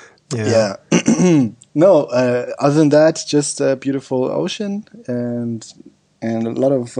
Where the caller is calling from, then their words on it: Thailand; Yeah, I'm calling in from Thailand.